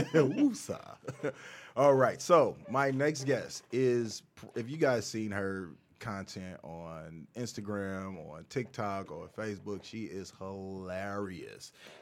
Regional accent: St. Louis, Missouri, United States; now in Florida, United States; I grew up in St. Louis, Missouri.

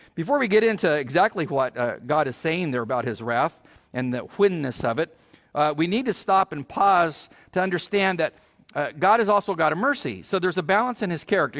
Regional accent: California, United States; I'm from California

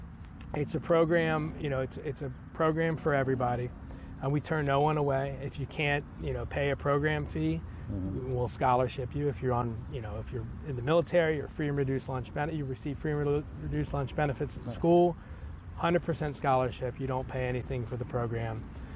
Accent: Gaithersburg, Maryland, United States; now in Alexandria, United States; I moved to the area when I was 11 years old. Okay. And I grew up in Gaithersburg, Maryland. Went to high school at Watkins Mill.

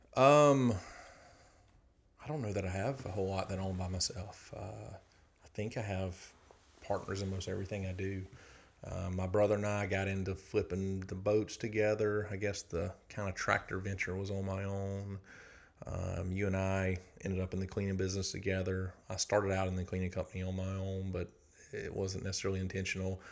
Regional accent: South Georgia, United States; moved away as an adult; now in Athens, United States; I grew up in South Georgia, a lot of agriculture

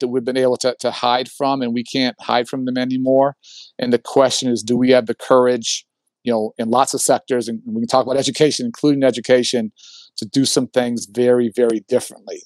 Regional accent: Chicago, Illinois, United States; I grew up in Hyde Park. My dad was a professor at the University of Chicago

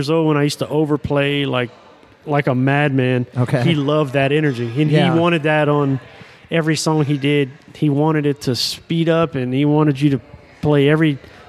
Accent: Lafayette, Louisiana, United States; moved away as an adult; now in New Orleans, United States; I grew up in Lafayette and came up on more Cajun, Zydeco, and, you know, country music. But I was influenced by black gospel, R&B, and New Orleans music. So I moved here still at a young, I guess I was 21 when I moved here, 22 or something.

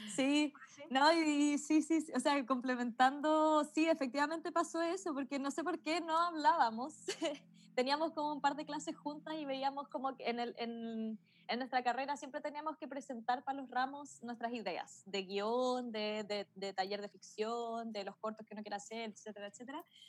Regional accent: Melipilla, Santiago Metropolitan Region, Chile

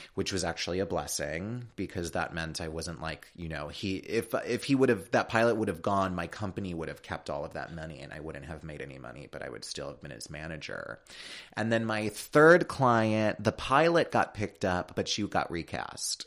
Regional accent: Chicago, Illinois, United States; now in California, United States; I'm from Chicago. I'm from the Midwest.

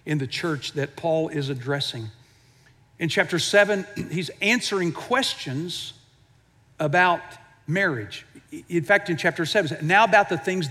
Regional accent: Houston, Texas, United States; I grew up in Houston

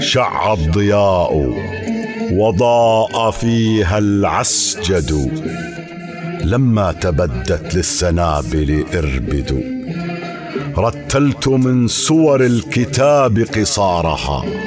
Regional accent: Al-Nu'aymah, Irbid Governorate, Jordan; أنا من مواليد عام 1968 في بلدة النعيمة

